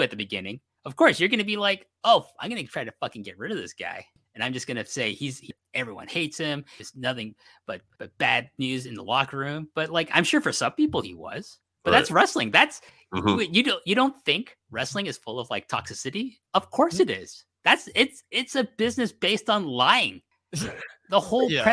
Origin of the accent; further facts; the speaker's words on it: Canada; I'm from Canada